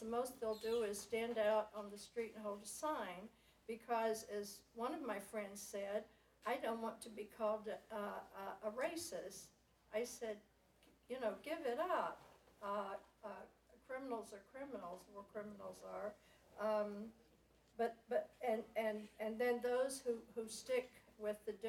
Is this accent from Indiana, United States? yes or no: yes; Indianapolis, Indiana, United States; I'm from Indianapolis, Indiana